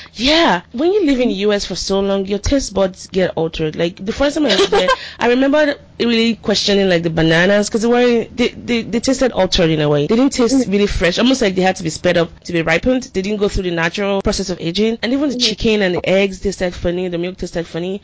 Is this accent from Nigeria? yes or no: yes; Nigeria; now in United States; growing up in Nigeria